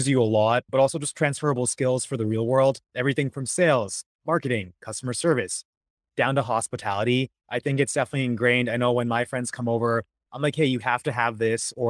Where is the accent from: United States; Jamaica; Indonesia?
United States; Portland, Maine; also born or lived in London; growing up in Maine, it was just us